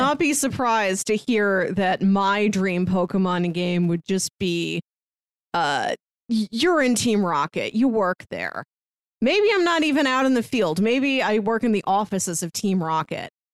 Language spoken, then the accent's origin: English; Midwest, United States; I'm from the Midwest.